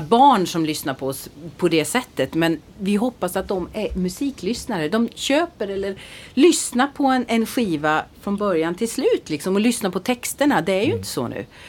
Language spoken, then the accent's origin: Swedish; Växjö, Kronoberg County, Sweden; Växjö där jag är ifrån